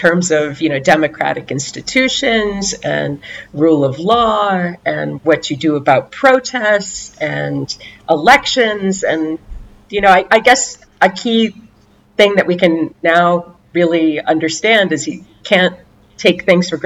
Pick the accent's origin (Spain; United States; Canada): United States; Boston, Massachusetts; accent: American; moved away as an adult; also born or lived in Ohio / Washington, D.C. / Lithuania; now in Beirut, Lebanon; Until the age of 18, I grew up in the Boston area